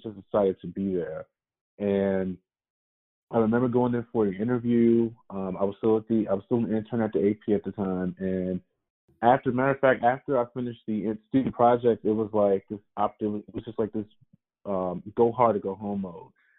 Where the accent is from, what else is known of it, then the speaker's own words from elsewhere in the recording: Baltimore, Maryland, United States; I'm from Baltimore. I grew up in Baltimore watching WBAL